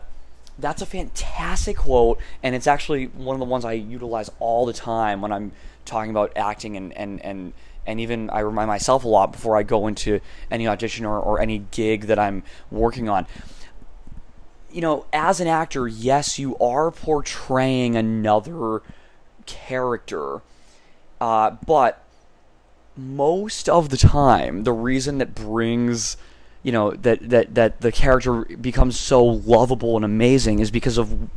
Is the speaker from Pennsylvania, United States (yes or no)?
no; Massachusetts, United States; moved away as an adult; now in California, United States; And then I came to California from Massachusetts to pursue a degree at Concordia University in Irvine in behavioral sciences